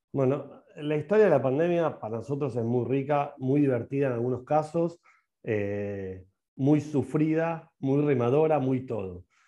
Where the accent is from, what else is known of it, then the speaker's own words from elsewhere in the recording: Argentina; Yo soy un emprendedor que la va a romper en la Argentina, que la va a romper en mi país